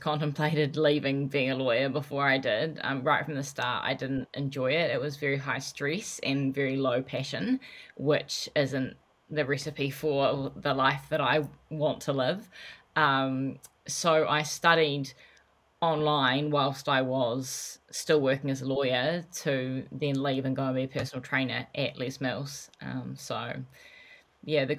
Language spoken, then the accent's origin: English; New Zealand; also born or lived in Los Angeles, United States; I moved from Los Angeles back home to New Zealand.